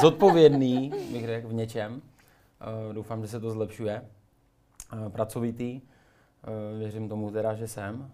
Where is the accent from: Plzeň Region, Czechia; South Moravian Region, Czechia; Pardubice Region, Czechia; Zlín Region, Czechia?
Pardubice Region, Czechia; Moravská Třebová; Moravská Třebová